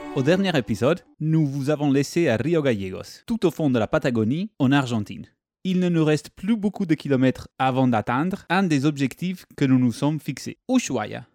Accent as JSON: {"language": "French", "country": "Italy", "accent": "Italian", "said": "mon petit accent vient d'Italie"}